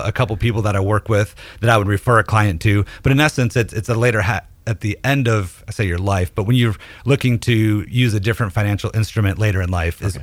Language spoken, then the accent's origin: English; Detroit, Michigan, United States; moved away as an adult; also born or lived in Nashville, Tennessee; now in Hendersonville, United States; I'm originally from Detroit, moved to Nashville in 07